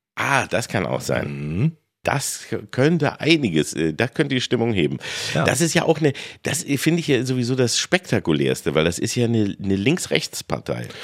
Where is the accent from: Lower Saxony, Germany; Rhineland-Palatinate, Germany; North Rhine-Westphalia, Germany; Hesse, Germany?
Lower Saxony, Germany; Peine; ich bin in Peine aufgewachsen